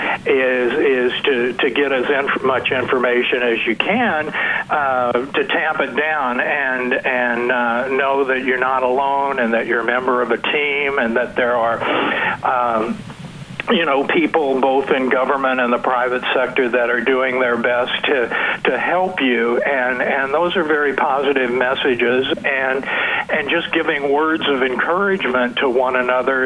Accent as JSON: {"language": "English", "town": "Boonville", "region": "Missouri", "country": "United States", "tie": "born or raised there", "also_born_or_lived": "Columbia, Missouri / New Haven, Connecticut", "moved": "as an adult", "lives_now": "Shenandoah Valley, Virginia, United States", "said": "I was born in Columbia and raised in Boonville, so strong Missouri connections"}